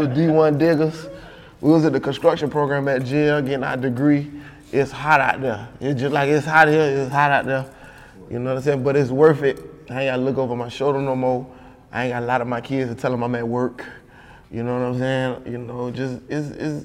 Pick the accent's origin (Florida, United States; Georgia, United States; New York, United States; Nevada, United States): Florida, United States; Miami Gardens; It was Carroll City. Now they call it Miami Gardens or Myrtle Gardens. I'm from Scott Lake